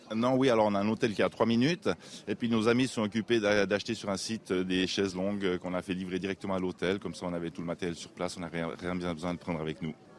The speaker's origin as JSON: {"language": "French", "country": "Switzerland", "said": "nous venons de Suisse"}